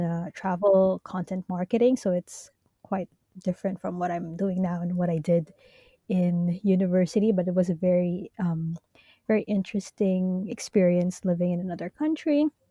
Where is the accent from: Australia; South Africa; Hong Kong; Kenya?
Hong Kong; also born or lived in Japan; I am Filipino, born and raised in Hong Kong